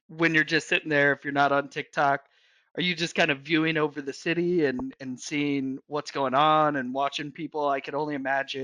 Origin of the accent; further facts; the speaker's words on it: New York City, New York, United States; I grew up in New York City